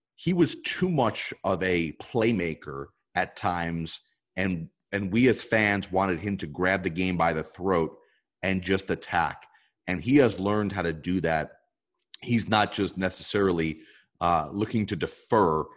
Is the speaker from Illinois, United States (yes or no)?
no; New Jersey, United States; growing up in North Jersey